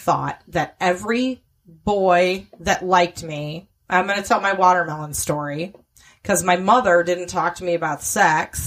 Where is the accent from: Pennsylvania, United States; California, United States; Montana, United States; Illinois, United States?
Illinois, United States; Chicago; I grew up in Chicago, the daughter of a single mom